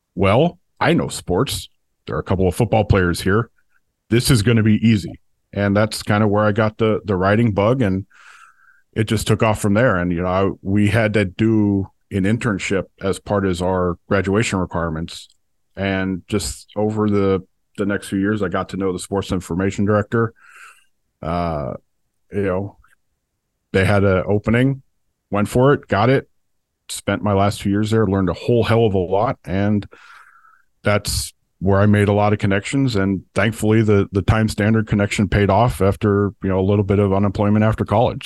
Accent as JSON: {"language": "English", "town": "Oakland", "region": "California", "country": "United States", "tie": "born or raised there", "moved": "yes", "said": "I grew up in Oakland"}